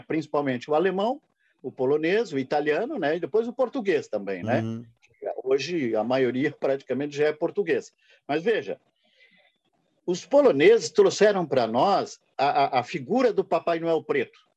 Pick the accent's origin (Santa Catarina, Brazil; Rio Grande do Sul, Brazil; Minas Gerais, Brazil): Santa Catarina, Brazil; Brusque; nós que somos de Brusque